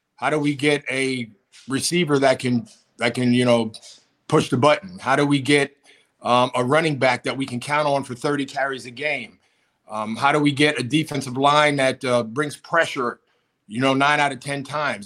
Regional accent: Pennsylvania, United States; moved away; also born or lived in Buffalo; I grew up in Pennsylvania. I grew up in the cold

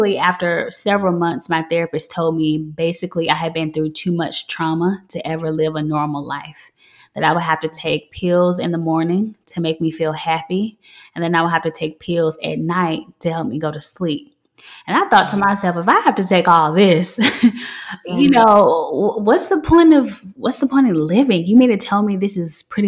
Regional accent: Memphis, Tennessee, United States; I'm from Memphis, Tennessee.

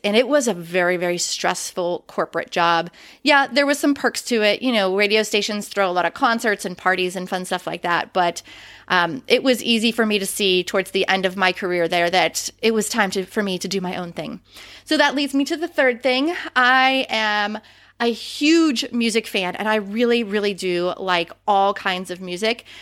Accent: Western Pennsylvania, United States; moved away; I am originally from Western Pennsylvania

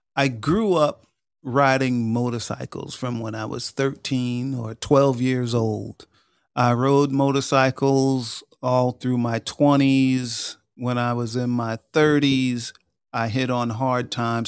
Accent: Long Island, New York, United States; moved away as an adult; I grew up in New York. I grew up in Long Island. I was there for the first twenty-two years of my life

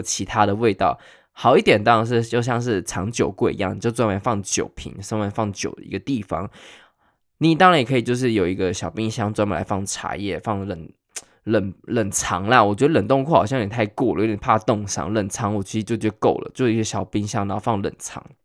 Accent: Taiwan; 我们台湾人

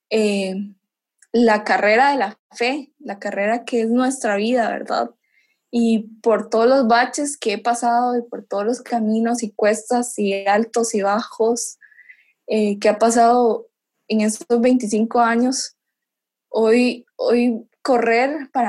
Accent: Costa Rica; yo cuando vine aquí de Costa Rica

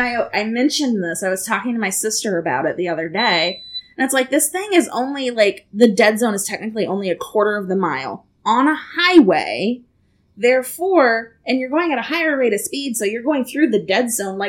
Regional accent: DeLand, Florida, United States; moved away; where I'm actually from DeLand

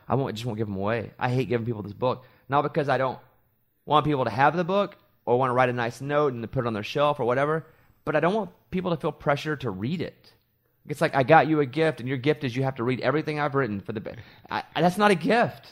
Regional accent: Arkansas, United States; moved away; also born or lived in New York; I grew up in Arkansas

